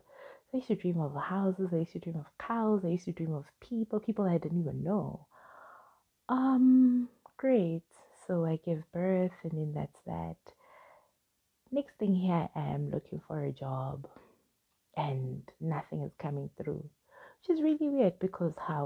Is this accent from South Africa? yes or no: yes; Soweto, Gauteng, South Africa; I grew up in Soweto, I was raised by a single mom